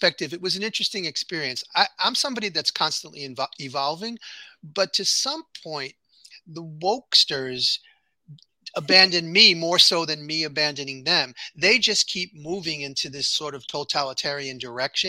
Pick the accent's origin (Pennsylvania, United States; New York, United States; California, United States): New York, United States; New York City; it's New York City, born and raised